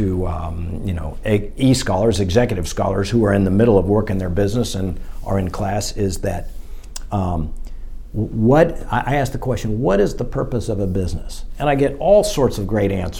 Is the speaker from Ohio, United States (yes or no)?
no; Fairway, Kansas, United States; I grew up in Fairway